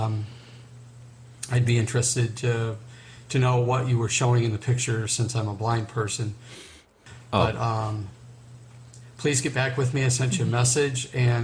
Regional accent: Southgate, Michigan, United States; I'm from Southgate, Michigan.

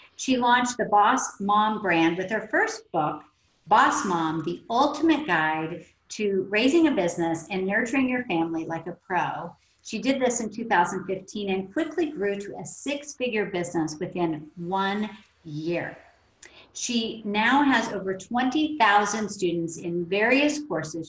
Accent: Oklahoma, United States; I grew up in Oklahoma

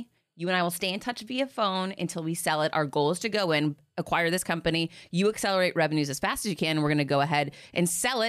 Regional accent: Boston, Massachusetts, United States; Like, I grew up in outside of Boston in this, you know, big city that everyone was friends forever.

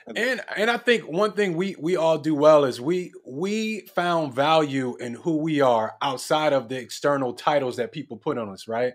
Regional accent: Philadelphia, Pennsylvania, United States; now in Los Angeles, United States; I'm from Philly

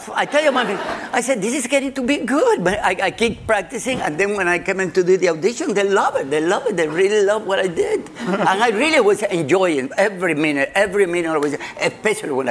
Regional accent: Cuba; now in United States; I came from Cuba in 1955, and then I started working in New York

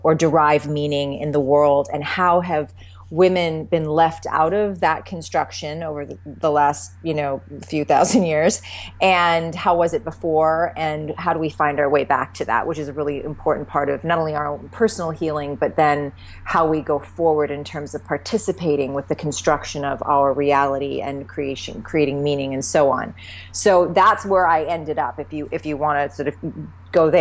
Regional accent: the Canadian prairies, Canada; moved away as an adult; now in California, United States; I grew up in this, you know, on the prairies in Canada, you know, rural upbringing

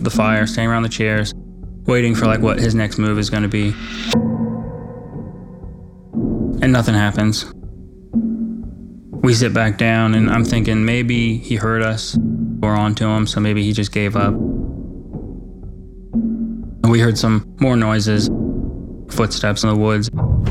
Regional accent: West Virginia, United States; I grew up on the Ohio River in West Virginia. I had a lot of friends right across the river in Ohio.

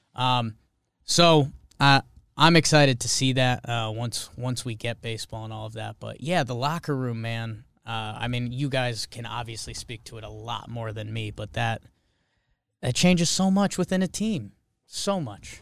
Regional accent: Connecticut, United States; moved away as an adult; also born or lived in Upper East Side, New York; now in New York, United States; I grew up in Connecticut

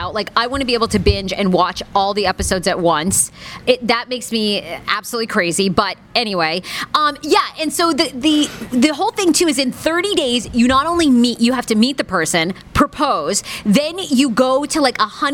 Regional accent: Maine, United States; my home state

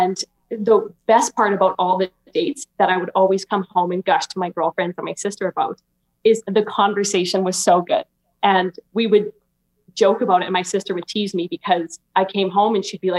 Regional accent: Alberta, Canada; I'm 23 and I'm from Alberta, Canada

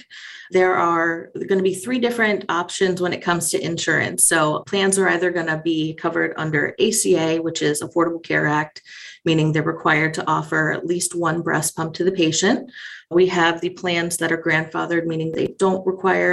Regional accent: Perrysburg, Ohio, United States; I am from Perrysburg, Ohio. It's a suburb of Toledo

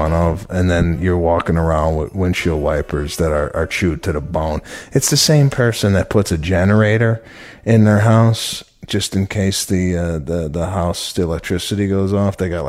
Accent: Chicago, Illinois, United States; Growing up in Chicago

